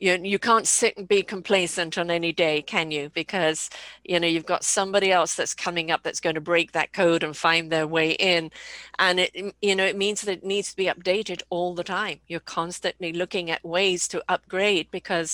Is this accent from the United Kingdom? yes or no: yes; United Kingdom; I'm British